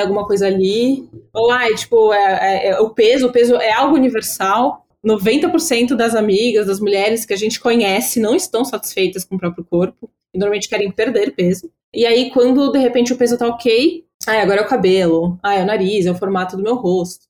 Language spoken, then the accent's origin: Portuguese; São Paulo, Brazil; eu sou de São Paulo